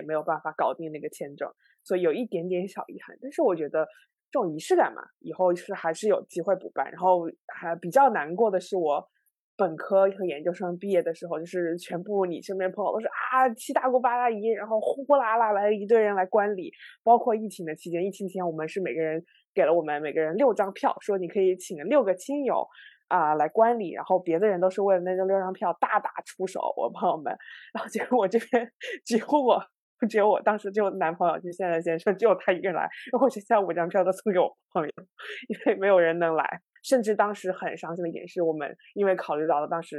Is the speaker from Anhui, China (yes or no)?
no; Shunde, Guangdong, China; also born or lived in Qinghai-Tibet Plateau; 我是我九岁之前，我其实是在青藏高原生活。然后九岁的时候到了广东，然后当时一开始在顺德